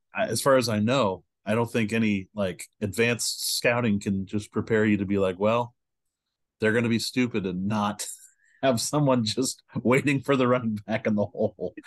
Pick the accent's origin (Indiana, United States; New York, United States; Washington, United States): Indiana, United States; Indianapolis; I'm from Indianapolis.